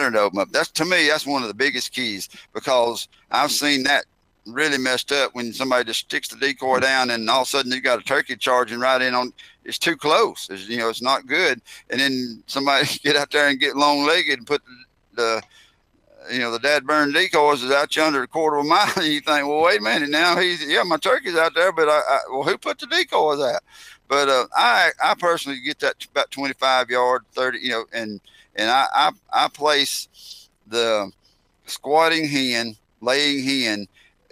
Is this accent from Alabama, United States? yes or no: yes; Heflin, Alabama, United States; I grew up in Alabama